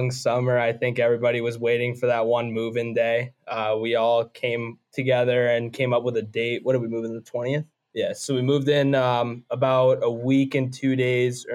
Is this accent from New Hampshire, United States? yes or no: yes; Durham, New Hampshire, United States; moved away as an adult; I came from St. Thomas in New Hampshire, played 4 years there, and I was just a Oyster River kid when I was younger.